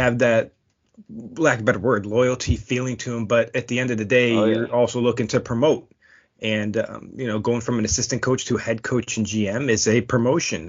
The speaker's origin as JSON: {"language": "English", "town": "Buffalo", "region": "New York", "country": "United States", "tie": "born or raised there", "moved": "yes", "said": "I may be born and raised in Buffalo, but I'd like to say I have 9 homes at this point because I've moved around a lot"}